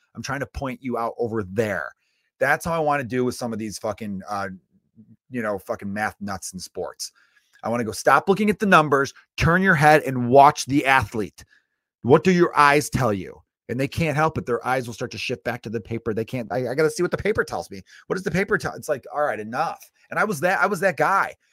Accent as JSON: {"language": "English", "country": "United States", "said": "as an American"}